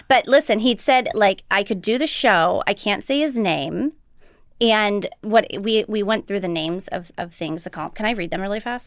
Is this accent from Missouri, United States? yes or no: yes; St. Louis, Missouri, United States; I grew up in Saint Louis